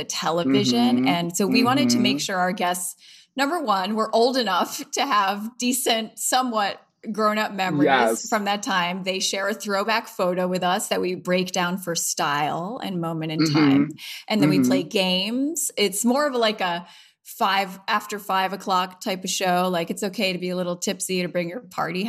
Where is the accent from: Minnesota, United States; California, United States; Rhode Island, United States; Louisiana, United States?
Rhode Island, United States; Providence; my hometown where I'm from, Providence